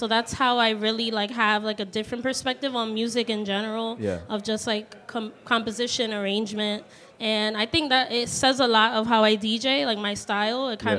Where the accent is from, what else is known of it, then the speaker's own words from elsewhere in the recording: New York City, New York, United States; I was born and raised in Brooklyn, New York. I currently reside in Fort Greene. I've always lived in Fort Greene for a while, for like over 10, 15 years now. And yeah, my dad is Panamanian.